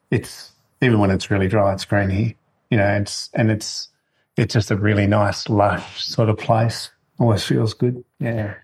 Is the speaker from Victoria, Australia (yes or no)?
no; Marulan, New South Wales, Australia; moved away as an adult; also born or lived in Sydney / Melbourne; now in Northern Rivers, Australia; born in Sydney and uh, um, we moved when we were really young to Marulan, actually.